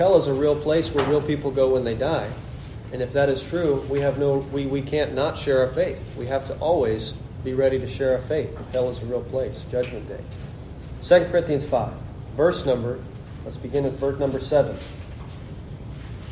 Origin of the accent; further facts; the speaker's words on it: Nebraska, United States; moved away as an adult; I'm from Nebraska too.